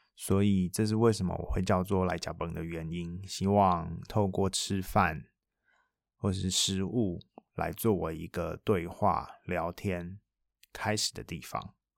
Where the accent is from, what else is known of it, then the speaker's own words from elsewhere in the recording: Taiwan; first language Taiwanese Hokkien; Chinese is a second language; moved away; 讲台语这件事情也是出国之后一个很大的感受，不管是，呃，重新说母语